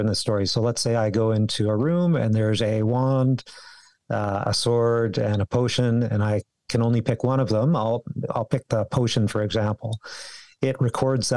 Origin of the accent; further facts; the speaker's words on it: Victoria, British Columbia, Canada; moved away as an adult; also born or lived in Calgary; I grew up. Here in Victoria. I was born in Victoria